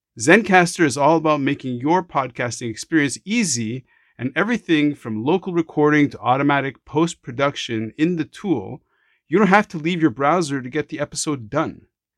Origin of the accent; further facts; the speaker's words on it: Jerusalem, Jerusalem District, Israel; born there; My parents are born in Morocco. I was born in Jerusalem. I have an Israeli passport